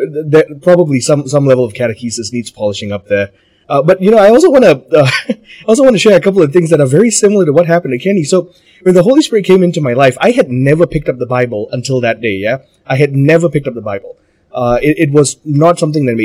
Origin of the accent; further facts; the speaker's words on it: Malaysia; I'm Malaysian